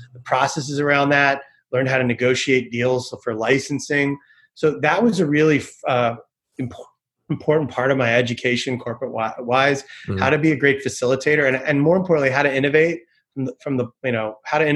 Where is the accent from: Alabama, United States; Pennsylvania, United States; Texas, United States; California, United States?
Pennsylvania, United States; Philadelphia; I originally from Philadelphia